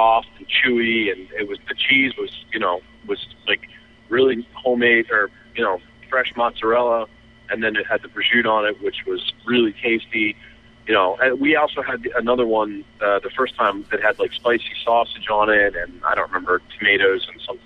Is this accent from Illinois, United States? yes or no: no; Philadelphia, Pennsylvania, United States; as a Philadelphian born and bred